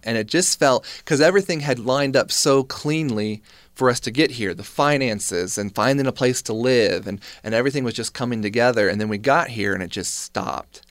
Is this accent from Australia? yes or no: no; North Carolina, United States; moved away as an adult; now in Utah, United States; Growing up in North Carolina, which is part of the Bible Belt